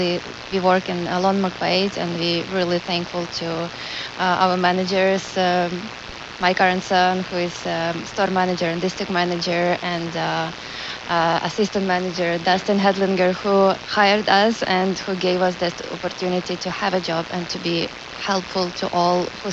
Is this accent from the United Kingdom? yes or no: no; Ukraine; moved away as an adult; now in Canada; we are here, so we have opportunity to help our friends and relatives who are still in Ukraine.